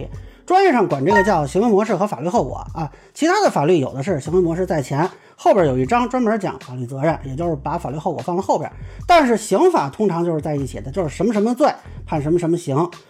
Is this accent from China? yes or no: yes; China; 我作为中国人